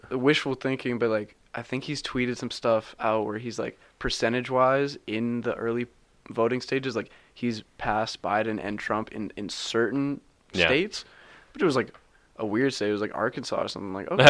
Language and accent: English; Canada; I'm Canadian.